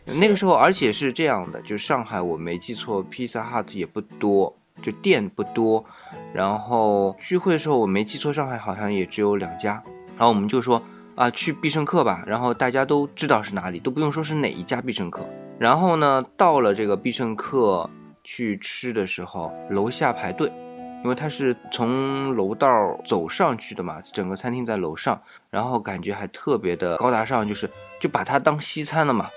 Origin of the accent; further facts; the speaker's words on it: China; 我们中国人就说，哎，要去饭局了